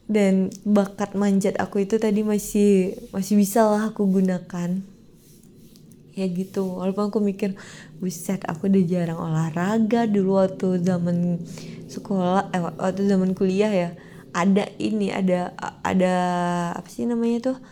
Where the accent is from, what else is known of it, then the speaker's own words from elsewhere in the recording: Pekanbaru, Riau, Indonesia; saya sebagai warga Pekanbaru Riau Medan Sumatera Utara itu kan tetanggaan kan